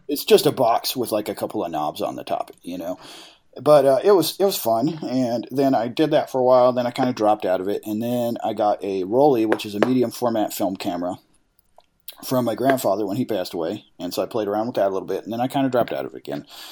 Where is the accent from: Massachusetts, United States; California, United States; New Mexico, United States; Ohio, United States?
New Mexico, United States; Farmington; I was born in Farmington